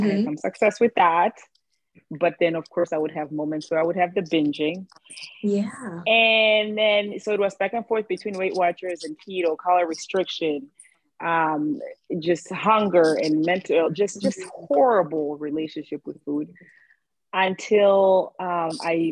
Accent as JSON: {"language": "English", "country": "Eswatini", "tie": "born or raised there", "moved": "as an adult", "lives_now": "Philadelphia, United States", "said": "I am from Swaziland, well, now named Eswatini. It's a small country in Southern Africa. So I grew up there. I moved to the States when I was 18 years old."}